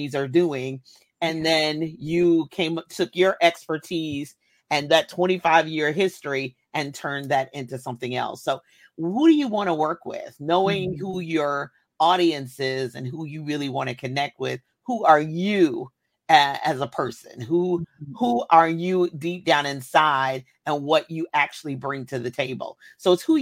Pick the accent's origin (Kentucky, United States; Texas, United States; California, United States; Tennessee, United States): Kentucky, United States; I was born in Kentucky